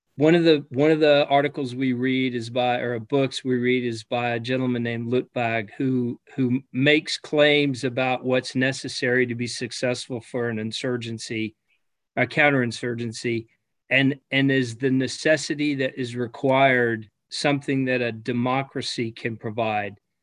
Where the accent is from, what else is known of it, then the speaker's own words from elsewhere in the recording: United States; as an American